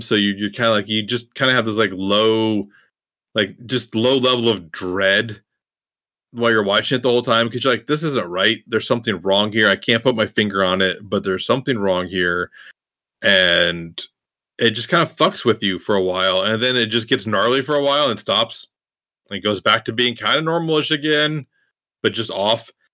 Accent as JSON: {"language": "English", "region": "Iowa", "country": "United States", "tie": "born or raised there", "said": "growing up in Iowa, in the country"}